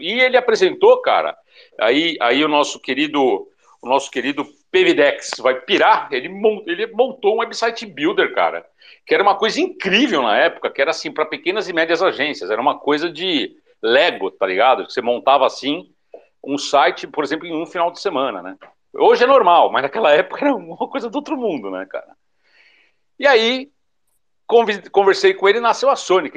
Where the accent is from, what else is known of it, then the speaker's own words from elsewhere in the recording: São Paulo, Brazil; moved away as an adult; also born or lived in southern Brazil; Eu sou paulista, né? Daí eu não aguentei mais morar em São Paulo.